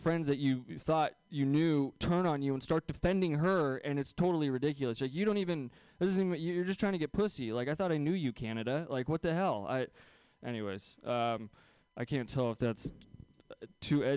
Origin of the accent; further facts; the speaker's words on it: the Bay Area, just south of San Francisco, California, United States; I grew up here in the Bay Area, so it's a weird place to go to Catholic school. Especially when you're like just south of San Francisco